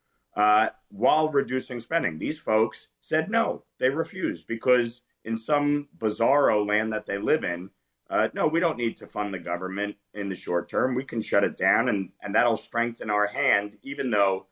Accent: New York, United States; born and raised in New York. I live just outside New York City

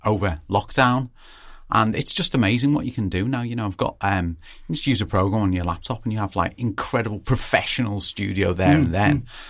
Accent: Liverpool, North West England, United Kingdom; we are not English, we are Scouse

